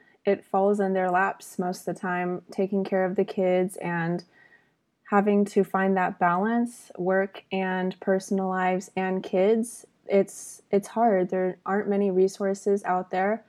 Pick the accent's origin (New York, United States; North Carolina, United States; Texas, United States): Texas, United States; Austin; I'm born and raised in Austin